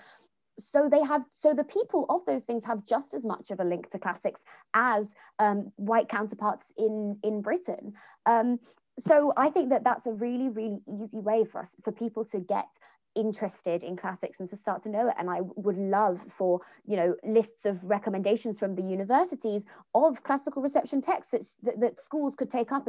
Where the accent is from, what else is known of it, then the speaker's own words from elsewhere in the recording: Jamaica; as a Jamaican woman